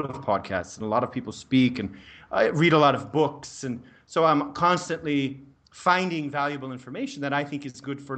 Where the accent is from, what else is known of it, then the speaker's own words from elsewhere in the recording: Denver, Colorado, United States; moved away as an adult; also born or lived in Prague, Czech Republic; now in Brazil; I'm from the US, I'm from Denver, Colorado